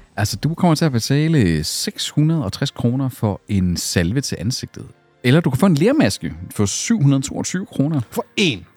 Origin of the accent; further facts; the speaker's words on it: Skive, Central Denmark Region, Denmark; moved away; hvor jeg var hjemme i Skive